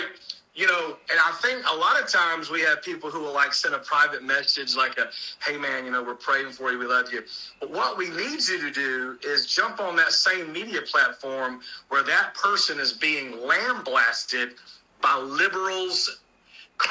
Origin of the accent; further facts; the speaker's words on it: Acworth, Georgia, United States; the actual city is Ackworth, but we always just say Atlanta. Because I'm only like 20 miles from Atlanta